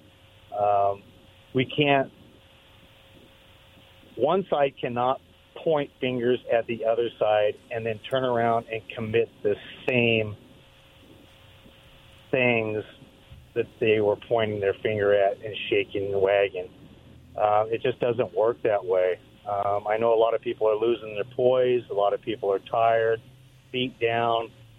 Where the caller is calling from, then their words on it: Kennewick, Washington, United States; This is … from Kennewick.